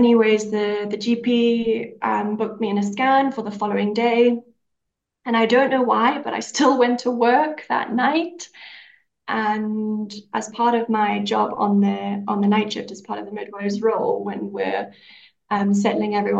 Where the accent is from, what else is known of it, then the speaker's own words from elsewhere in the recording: Zimbabwe; moved away as an adult; also born or lived in United Kingdom / New Zealand; we're in Zimbabwe now because this is where I'm from. Originally, I was born here, lived my life here, and then we're living in the UK up until recently.